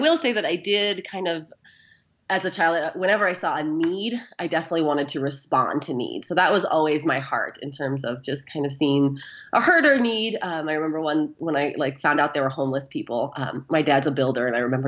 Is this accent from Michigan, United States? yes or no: no; Arizona, United States; moved away as an adult; now in Wyoming, United States; I'm actually originally from Arizona. I grew up, born and raised in Arizona.